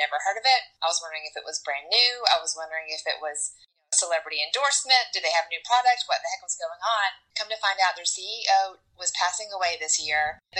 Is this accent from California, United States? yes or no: no; Atlanta, Georgia, United States; moved away as an adult; also born or lived in Statesboro, Georgia; now in Chattanooga, United States; grew up in Atlanta, but spent the past several years of my life living in a small town called Statesboro, Georgia, which is home of Georgia Southern University.